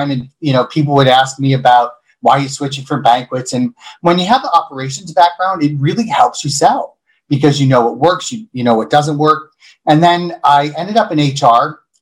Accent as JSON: {"language": "English", "town": "Buffalo", "region": "New York", "country": "United States", "tie": "born or raised there", "also_born_or_lived": "Boston", "moved": "as an adult", "said": "I grew up in Buffalo, moved to Boston after I graduated from college"}